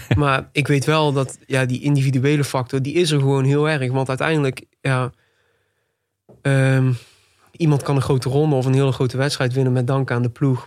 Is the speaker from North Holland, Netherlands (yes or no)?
no; Tilburg, North Brabant, Netherlands; ik ben geboren en getogen in Tilburg. Nog steeds woonachtig ook